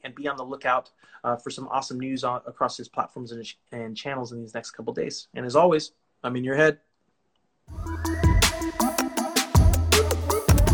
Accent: California, United States; I'm from California.

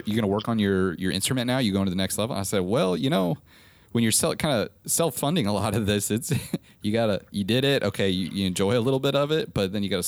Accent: Nebraska, United States; I'm originally from Nebraska, which is crazy, middle of America

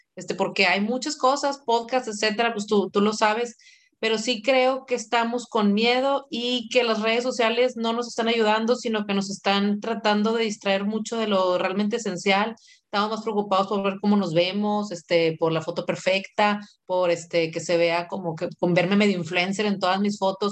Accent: Monterrey, Nuevo León, Mexico; soy de aquí de Monterrey

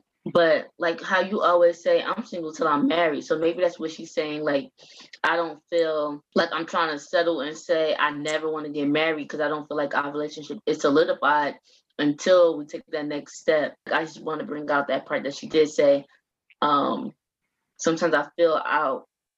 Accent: the South, United States; I'm from the South. So if you're not married by your mid-20s, what are you doing with your life?

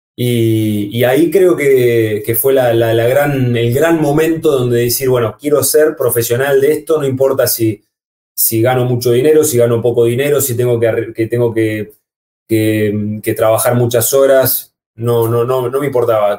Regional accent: Comodoro Rivadavia, Chubut, Argentina; also born or lived in Córdoba, Argentina; en la ciudad donde yo nací, en Comodoro Rivadavia

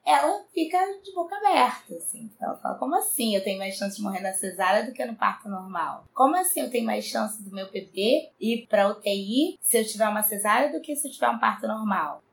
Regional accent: São Gonçalo, Rio de Janeiro, Brazil; eu nasci em São Gonçalo, cresci como uma menina de bairro pobre mesmo

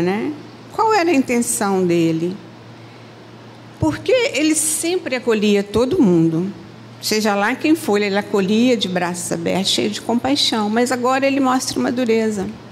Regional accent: Minas Gerais, Brazil; moved away as an adult; now in Rio de Janeiro, Brazil; eu sou de Minas

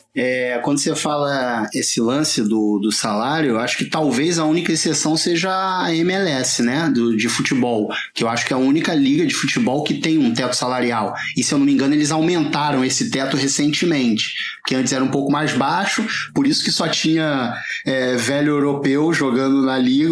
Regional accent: Rio de Janeiro, Brazil; accent: carioca; é o sotaque carioca

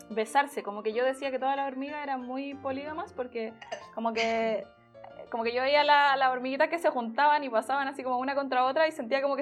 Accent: Santiago, Santiago Metropolitan Region, Chile; Soy de Santiago de toda la vida. Toda la vida. Nací, nací

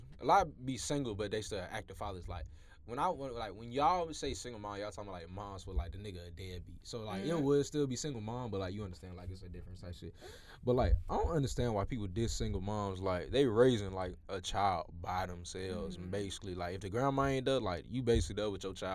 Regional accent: Florida, United States

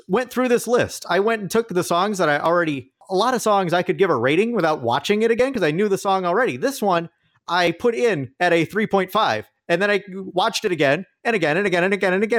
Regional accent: United States; I am an American

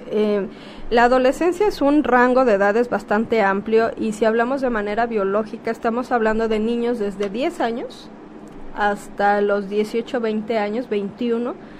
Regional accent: Guerrero, Mexico; moved away as an adult; also born or lived in Mexico City; nacida en Guerrero

